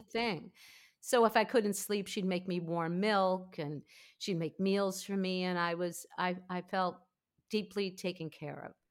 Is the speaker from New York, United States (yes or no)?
yes; Five Towns, Long Island, New York, United States; I grew up in the Five Towns. which everyone's like, what are the five towns? But it's on the south shore of Long Island, not far from Queens.